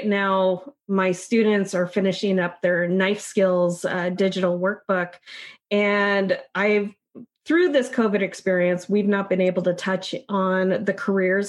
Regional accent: Issaquah, Washington, United States; growing up in Issaquah

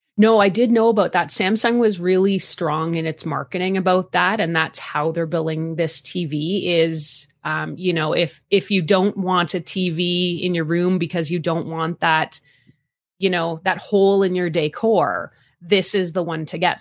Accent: Canada; accent: Canadian; also born or lived in Calgary, Alberta; born and raised in Canada. I've lived all across the country. I'm currently living in Calgary, Alberta

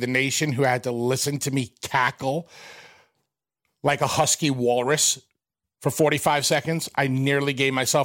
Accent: New York, United States; I'm from New York

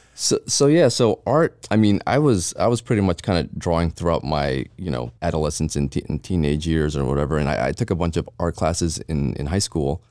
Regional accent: Jersey City, New Jersey, United States; moved away as an adult; also born or lived in Philippines / Edison, New Jersey; now in Las Vegas, United States; Jersey when I was two, so I, I grew up in Jersey

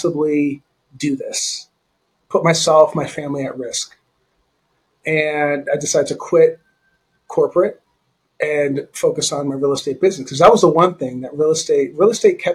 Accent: Canada; I grew up in Canada

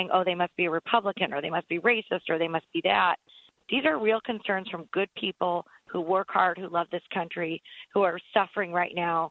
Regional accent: Michigan, United States; I'm from Michigan

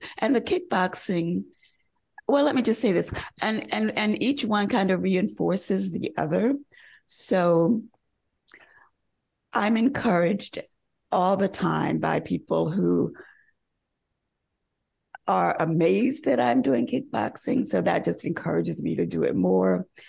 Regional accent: the South, United States; And also, you know, early on, again, growing up in the South, we all like had music lessons.

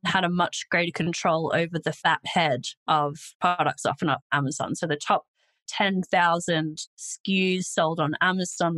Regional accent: Australia; I'm Australian, if you couldn't already tell from my accent

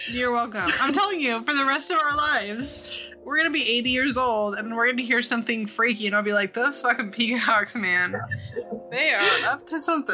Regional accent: Sonoma County, California, United States; I'm from Sonoma County originally

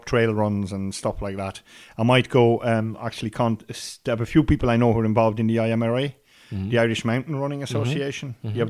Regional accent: Brussels, Brussels-Capital Region, Belgium; now in Ireland; And I'm a city boy, like, I grew up in Brussels.

